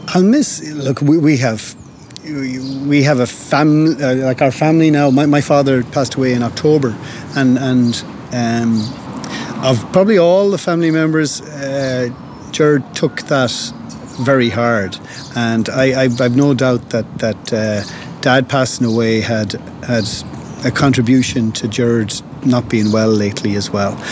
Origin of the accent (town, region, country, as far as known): Galway, Connacht, Ireland; born or raised there; also born or lived in London